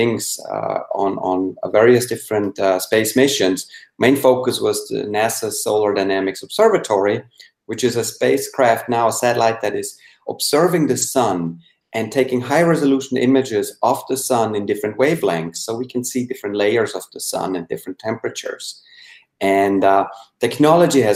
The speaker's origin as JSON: {"language": "English", "country": "Switzerland", "tie": "born or raised there", "second_language": "English", "moved": "as an adult", "lives_now": "United States", "said": "I was born and raised in Switzerland, but I moved over to the United States in 97"}